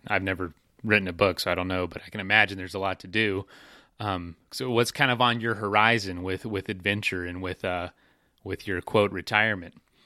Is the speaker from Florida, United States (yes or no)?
yes; Florida, United States; I'm from Florida